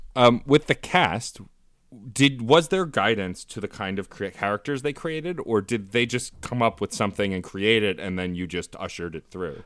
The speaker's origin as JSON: {"language": "English", "town": "New York City", "region": "New York", "country": "United States", "said": "I was from Staten Island"}